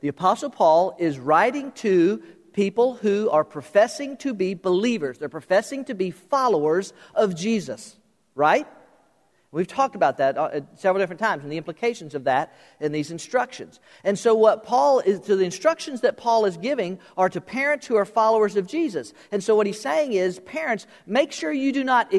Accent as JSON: {"language": "English", "region": "South Florida", "country": "United States", "tie": "born or raised there", "said": "I was born and raised in South Florida"}